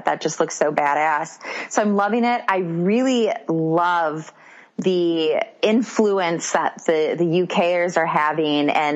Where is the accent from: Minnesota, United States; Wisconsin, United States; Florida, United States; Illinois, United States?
Wisconsin, United States; accent: Wisconsin; My Wisconsin accent